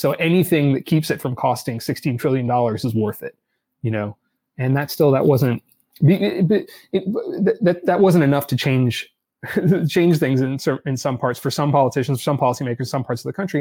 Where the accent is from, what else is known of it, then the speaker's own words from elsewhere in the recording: Los Angeles, California, United States; also born or lived in Boston / Washington / New York; now in Berkeley, United States; I grew up in Los Angeles